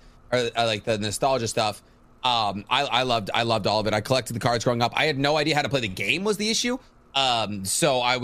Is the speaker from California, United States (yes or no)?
no; Boston, Massachusetts, United States; I'm from Boston